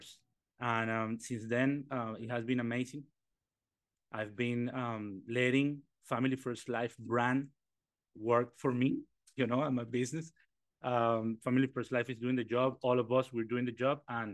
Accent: Caracas, Capital District, Venezuela; English is a second language; moved away as an adult; also born or lived in Trinidad and Tobago / Atlanta, Georgia; now in United States; I am from Caracas, Venezuela.

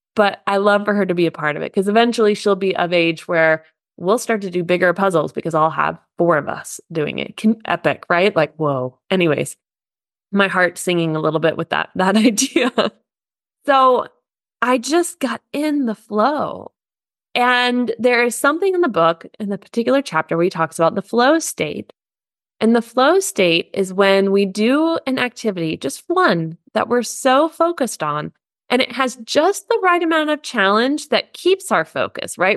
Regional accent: United States; now in Germany

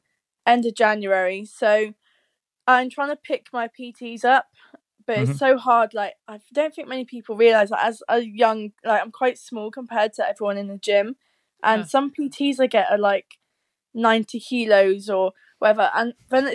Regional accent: United Kingdom; moved away as an adult; now in Leeds, United Kingdom; It's right at the very bottom of the UK

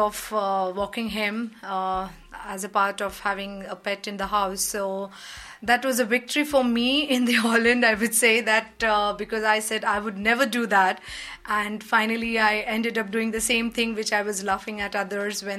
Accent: India; moved away as an adult; also born or lived in United Kingdom / Belgium; now in Netherlands; I'm from India

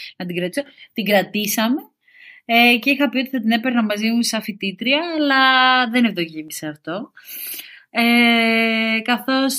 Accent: Corfu, Ionian Islands, Greece; μεγάλωσα στην Κέρκυρα

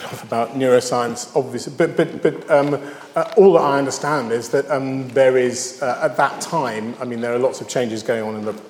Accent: United Kingdom; Oh, I'm British, so I must like Vaughan Williams

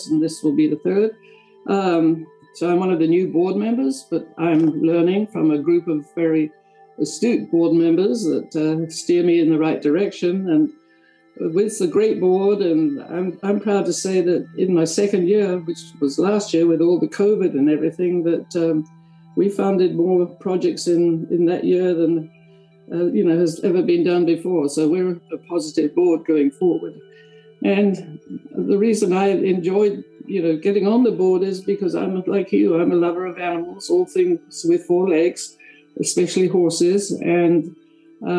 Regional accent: Orpington, London, United Kingdom; moved away as an adult; also born or lived in Tennessee; now in United States; I'm actually from a place called Orpington in Kent, which is South London in England, obviously. But I came over here

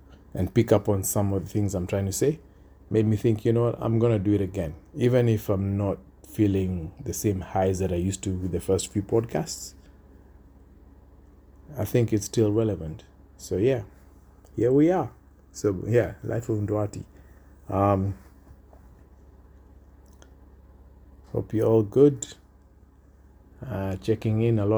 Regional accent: Kenya; now in Australia; my home country, Kenya

